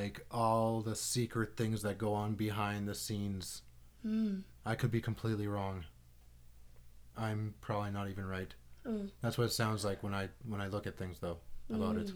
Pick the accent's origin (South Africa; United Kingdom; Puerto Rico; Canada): Canada; Saskatoon, Saskatchewan; I'm from Saskatoon